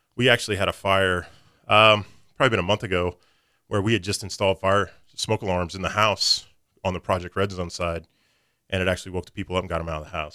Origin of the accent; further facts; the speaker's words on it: Springfield, Missouri, United States; I was born and raised in Springfield, Missouri, went to school there, high school, college, went to Missouri State